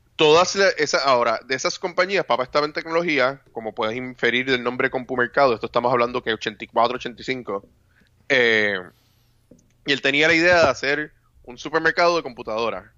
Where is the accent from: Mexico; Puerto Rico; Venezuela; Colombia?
Puerto Rico; como mal puertorriqueño, no tomo café